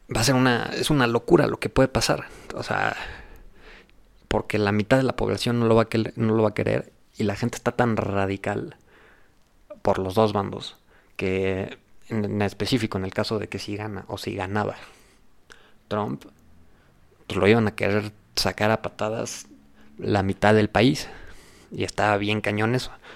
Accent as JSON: {"language": "Spanish", "country": "Mexico", "said": "En México somos"}